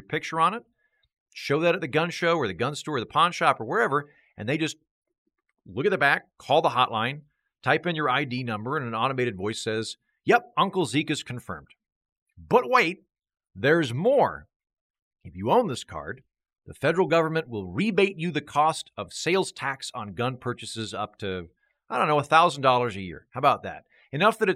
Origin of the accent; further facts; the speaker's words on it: Oklahoma, United States; now in Austin, United States; I'm from Oklahoma